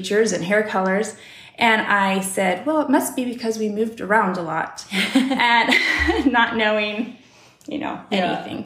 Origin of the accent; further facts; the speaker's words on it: Olympia, Washington, United States; also born or lived in California; I grew up in Olympia, Washington. I was born in California, but we didn't live there long